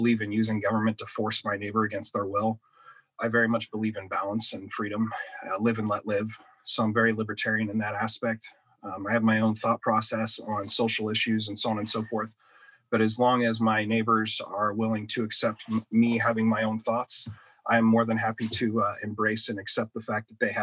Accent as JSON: {"language": "English", "area": "Douglas County", "region": "Southwest Oregon", "country": "United States", "tie": "born or raised there", "said": "growing up in the Douglas County, Southwest Oregon region"}